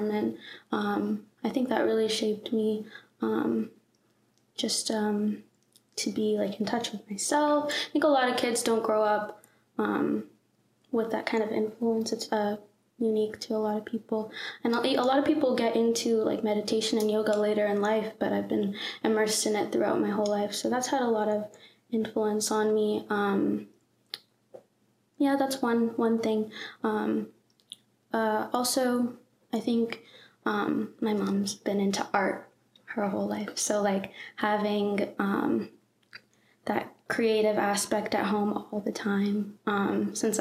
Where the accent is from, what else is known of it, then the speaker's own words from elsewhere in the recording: Atlanta, Georgia, United States; I grew up in Atlanta, Georgia. I've lived here my whole life. In Forsyth County.